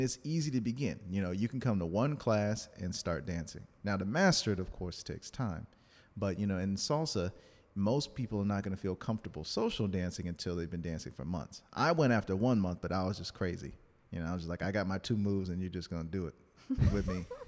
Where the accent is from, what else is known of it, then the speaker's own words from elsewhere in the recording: New Orleans, Louisiana, United States; I was born in New Orleans. My family's from Louisiana